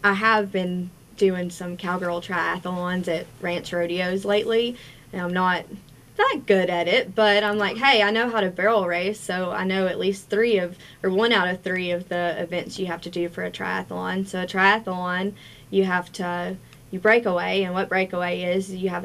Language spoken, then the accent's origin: English; Virginia, United States; also born or lived in Abingdon, Virginia; I'm originally from Conorock, Virginia, and I moved to Abingdon, Virginia